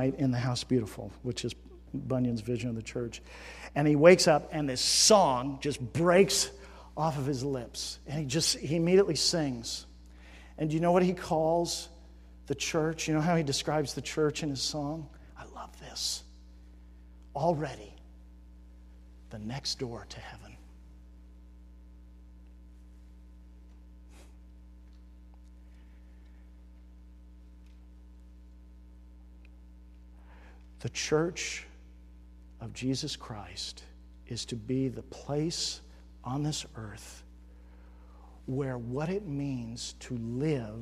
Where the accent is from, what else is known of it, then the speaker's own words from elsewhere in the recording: United States; we as Americans have been shaped by our culture